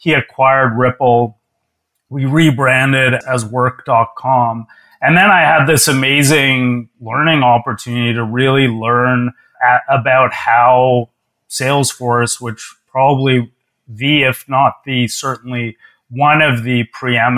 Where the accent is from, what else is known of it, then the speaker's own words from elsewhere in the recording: Toronto, Ontario, Canada; moved away as an adult; also born or lived in New York; I moved from my hometown of Toronto to New York